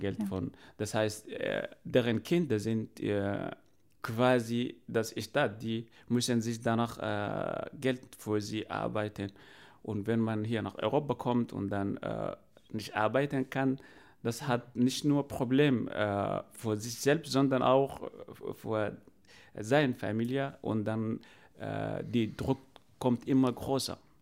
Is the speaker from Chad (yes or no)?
yes; Chad; now in Germany; ich komme aus äh, Afrika oder genau gesagt aus dem Tschad